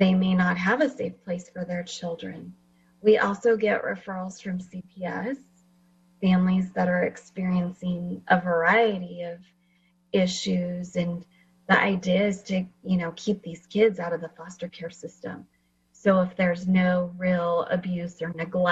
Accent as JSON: {"language": "English", "town": "Fresno", "region": "California", "country": "United States", "tie": "born or raised there", "also_born_or_lived": "Washington"}